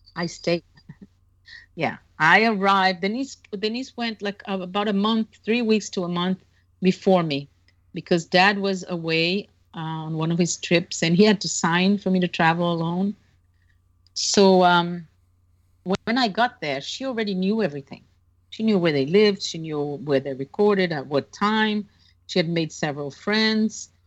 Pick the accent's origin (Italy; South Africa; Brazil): Brazil; I'm 15. I'm from Brazil. I just arrived today